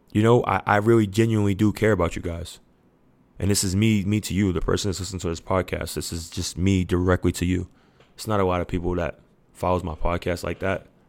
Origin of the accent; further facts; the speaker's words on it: New York City, New York, United States; I'm from Queens, New York. And our da-, our neighborhood, we damn near raise each other.